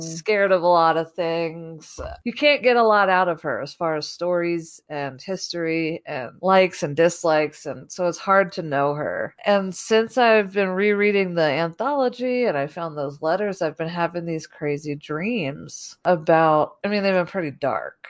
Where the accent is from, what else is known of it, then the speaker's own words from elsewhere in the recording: New Jersey, United States; we're from the East Coast. I grew up in New Jersey